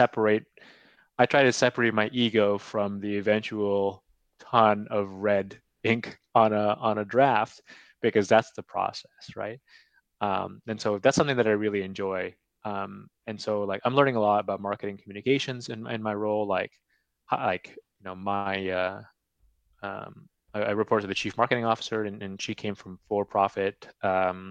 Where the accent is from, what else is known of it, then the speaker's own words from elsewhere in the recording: California, United States; moved away as an adult; now in Edmonton, Canada; I'm from California